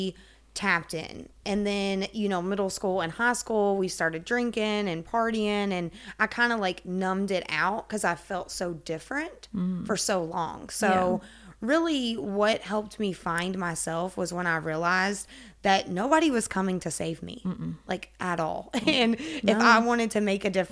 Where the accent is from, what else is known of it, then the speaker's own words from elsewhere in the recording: Kentucky, United States; I'm a psychic medium. I'm from Kentucky, 29 years old.